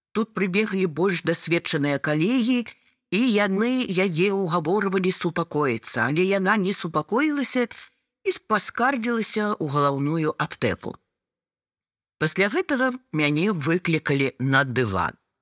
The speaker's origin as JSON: {"language": "Belarusian", "country": "Belarus", "second_language": "Belarusian"}